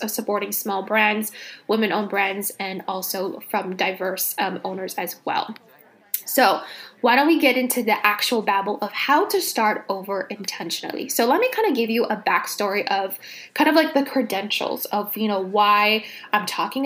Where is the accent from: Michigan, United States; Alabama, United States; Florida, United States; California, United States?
California, United States; Los Angeles; moved away as an adult; also born or lived in Miami, United States; now in New York City, United States; I was born and raised